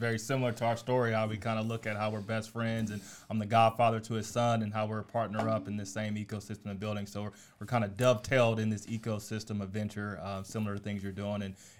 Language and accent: English; Oakland, California, United States; I'm from Oakland, California